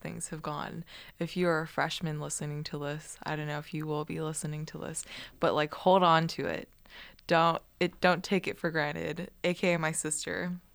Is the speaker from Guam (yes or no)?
yes; Guam; moved away as an adult; I grew up on Guam and Island, that's very like, ethnically diverse